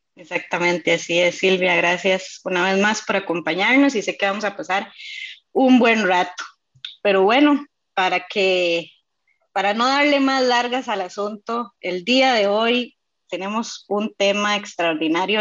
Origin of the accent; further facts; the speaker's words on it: Costa Rica; tengo nueve años ya en la fraternidad y soy de Costa Rica